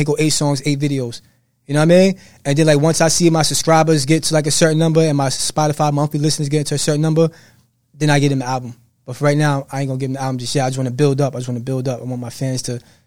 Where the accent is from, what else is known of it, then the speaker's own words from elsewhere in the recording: Jersey City, New Jersey, United States; I'm from New Jersey.